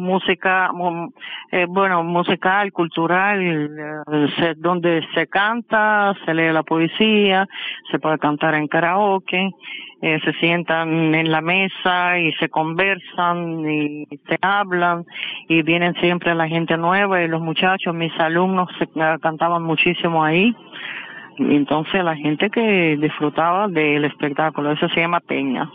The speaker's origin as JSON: {"language": "Spanish", "town": "Kursk", "region": "Kursk Oblast", "country": "Russia", "tie": "born or raised there", "second_language": "Spanish", "moved": "as an adult", "lives_now": "Havana, Cuba", "said": "Nací en Rusia, ciudad Kursk"}